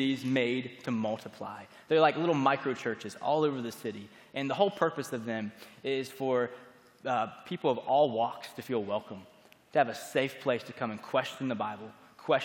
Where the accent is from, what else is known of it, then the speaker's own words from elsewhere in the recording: Florida, United States; moved away as an adult; now in Birmingham, United States; I grew up in Florida, and I came to Birmingham, Alabama to attend Stanford University